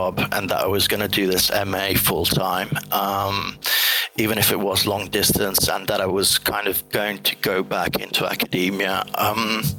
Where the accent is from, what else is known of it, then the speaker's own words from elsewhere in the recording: Italy; moved away as an adult; also born or lived in England; I'm half Italian, half English, but I grew up in Italy until I turned 18.